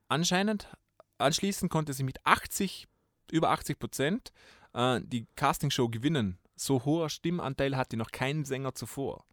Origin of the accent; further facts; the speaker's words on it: Vorarlberg, Austria; Vorarlberger Sender, wo ich herkomme